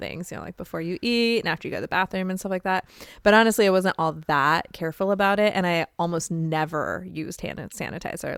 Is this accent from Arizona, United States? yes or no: yes; Arizona, United States; now in Midwest, United States; I'm from Arizona